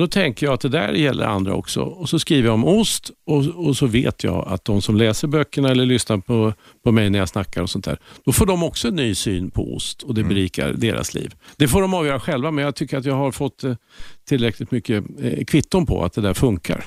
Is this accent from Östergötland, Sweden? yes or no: yes; Linköping, Östergötland, Sweden; det jantetyngda östgötska eh, livet